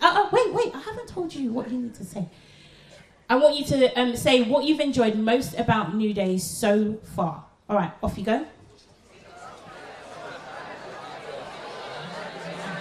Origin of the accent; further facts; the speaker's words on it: London, United Kingdom; I am from London. I'm from Southeast London.